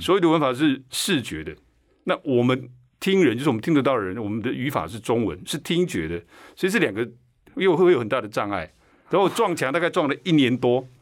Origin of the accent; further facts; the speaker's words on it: Taiwan; first language Chinese; 所以美国手语的吃 eat 跟我们台湾手语的吃是一样的。